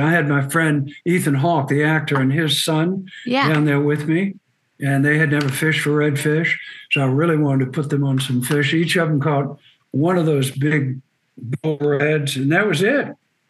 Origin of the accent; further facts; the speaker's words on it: Birmingham, Alabama, United States; also born or lived in Jacksonville, Florida / Nova Scotia, Canada; now in Ocean Springs, United States; I was born in Jacksonville, Florida, and then my father took another job, moved to Birmingham, Alabama, when I was about six. And so I was mostly raised in Birmingham.